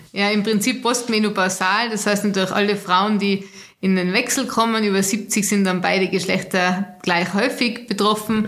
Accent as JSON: {"language": "German", "country": "Austria", "said": "bei uns in Österreich"}